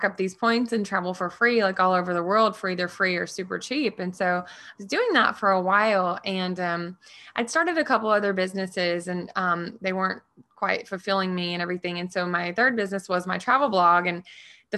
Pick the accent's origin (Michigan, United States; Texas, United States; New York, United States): Texas, United States; Orange; moved away as an adult; now in San Diego, United States; I grew up in Orange, Texas, a small little town.